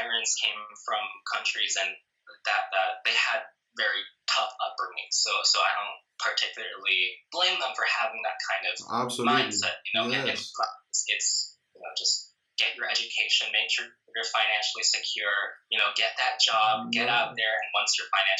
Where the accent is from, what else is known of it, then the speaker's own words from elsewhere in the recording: New Jersey, United States; I've lived in New Jersey all my life